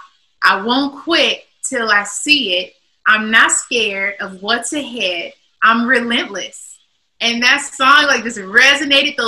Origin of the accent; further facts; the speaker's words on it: Long Beach, California, United States; now in Las Vegas, United States; I'm from Long Beach, California, and my family, we all sing